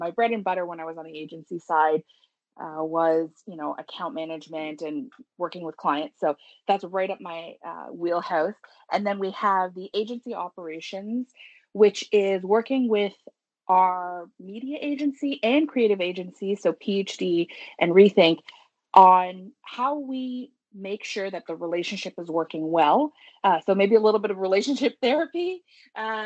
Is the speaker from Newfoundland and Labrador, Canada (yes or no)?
no; Toronto, Ontario, Canada; also born or lived in Richmond Hill; I was born in Toronto. I haven't gone very far. I'm still here